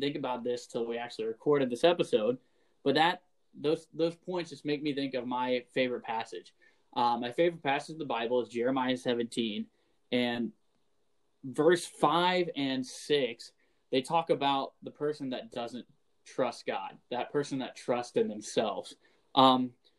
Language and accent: English; Florida, United States; moved away as an adult; now in Wisconsin, United States; I'm from Florida